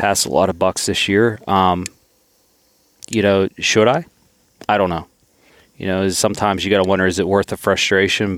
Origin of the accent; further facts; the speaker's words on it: Southwestern Pennsylvania, United States; I'm from Southwestern P A and it's a pretty crowded area.